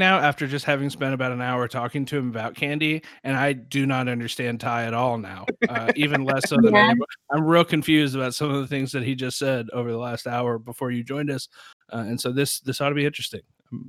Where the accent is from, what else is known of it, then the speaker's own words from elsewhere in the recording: Sherman, Texas, United States; I'm from Sherman, Texas. I live in a small town.